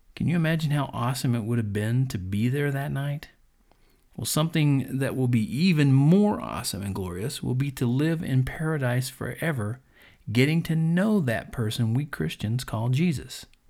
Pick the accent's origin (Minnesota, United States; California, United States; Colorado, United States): Colorado, United States; here in my home state.